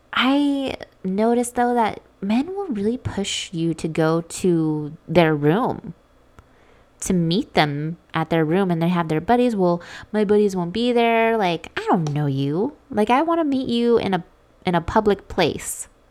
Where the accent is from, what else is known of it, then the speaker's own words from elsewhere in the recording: Las Vegas, Nevada, United States; I'm from Vegas